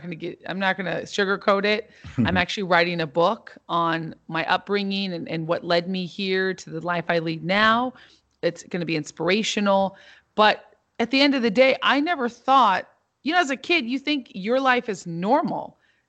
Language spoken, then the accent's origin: English; Santa Barbara, California, United States; also born or lived in Los Angeles / New York; Yeah, I grew up in Santa Barbara and also in Los Angeles and in New York as well. So I grew up in New York when I was 10 years old